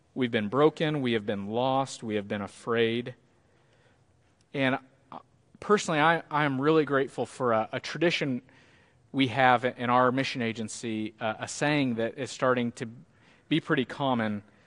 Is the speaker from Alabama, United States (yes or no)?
no; Cahokia, Illinois, United States; moved away; I went back to the church where I grew up, First Baptist Cahoka.